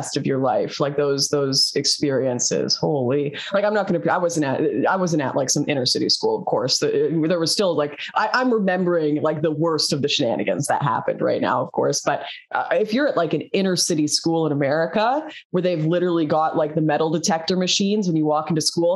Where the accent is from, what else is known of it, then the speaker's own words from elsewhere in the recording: Canada; I'm Canadian